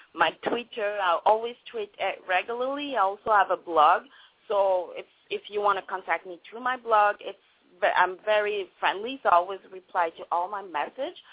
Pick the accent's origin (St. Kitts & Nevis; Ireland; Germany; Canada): Canada; Montreal, Quebec; first language French; English is a second language; moved away as an adult; now in Vancouver, Canada; I was born in Montreal, Quebec, and then I decided to move to Vancouver